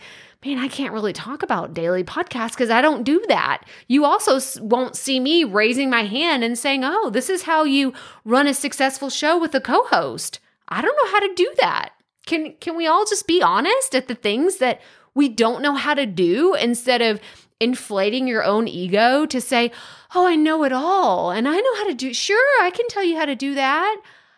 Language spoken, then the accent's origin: English; Texas, United States; accent: East Texas; I know. I had a really thick East Texas accent. For those of you that aren't from Texas, there's West Texas, East Te